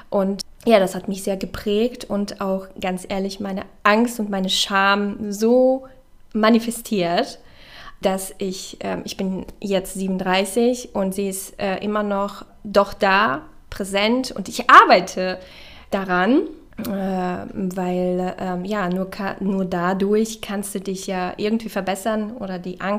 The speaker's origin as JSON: {"language": "German", "town": "Castrop-Rauxel", "region": "North Rhine-Westphalia", "country": "Germany", "said": "ja, ich komme aus Kastrop."}